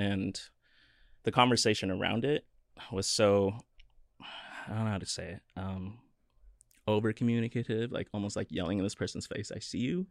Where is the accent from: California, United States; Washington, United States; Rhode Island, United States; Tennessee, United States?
Washington, United States; Kirkland; also born or lived in Bremerton / Olympia / Seattle; I lived there until I was three, moved to Kirkland.